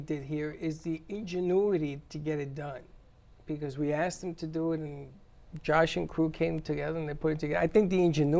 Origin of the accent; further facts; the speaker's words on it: New York City, New York, United States; I said, the South Bronx.